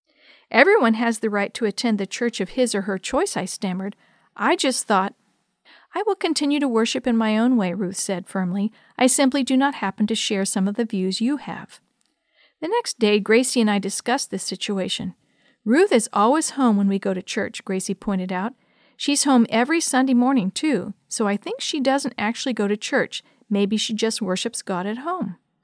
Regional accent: Connecticut, United States; the capital city of my home state of Connecticut.

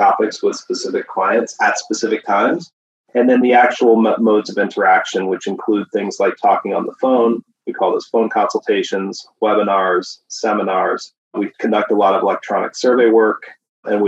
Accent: then Tennessee, Pennsylvania, United States; also born or lived in upstate New York; now in California, United States; I grew up on the East Coast, originally in Pennsylvania and then Tennessee

